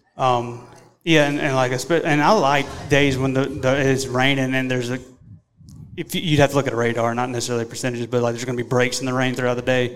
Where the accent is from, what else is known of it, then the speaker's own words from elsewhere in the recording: Mississippi, United States; we're from Mississippi.